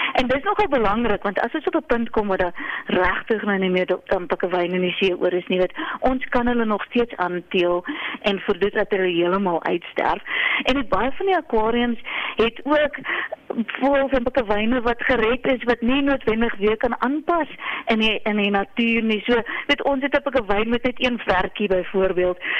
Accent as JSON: {"language": "Afrikaans", "country": "South Africa", "said": "ons as Suid-Afrikaners"}